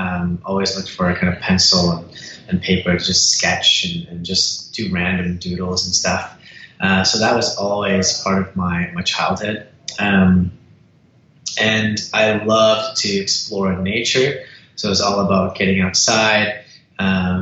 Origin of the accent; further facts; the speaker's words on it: Surrey, British Columbia, Canada; also born or lived in Winnipeg, Manitoba / Los Angeles, California; it was Surrey, British Columbia. So Surrey Langley. And so I've been in this part for over 25 years or so